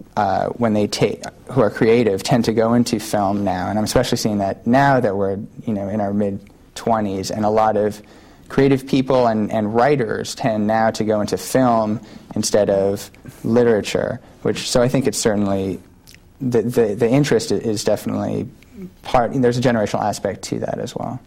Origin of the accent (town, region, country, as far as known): New York City, New York, United States; born or raised there; moved away as an adult; also born or lived in Brooklyn; now in San Francisco, United States